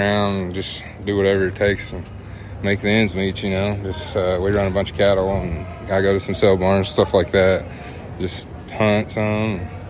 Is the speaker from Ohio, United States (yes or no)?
no; Sidney, Arkansas, United States; I'm from Sydney, Arkansas, and We run a bunch of cattle, and I've roped my whole life